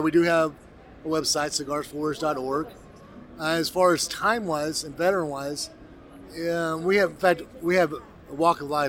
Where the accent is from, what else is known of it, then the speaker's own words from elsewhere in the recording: Texas, United States; I'm a Texan first and foremost